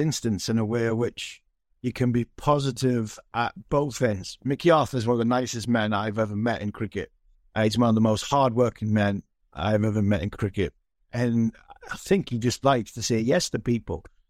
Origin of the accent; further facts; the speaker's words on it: England, United Kingdom; as an Englishman, a proud Englishman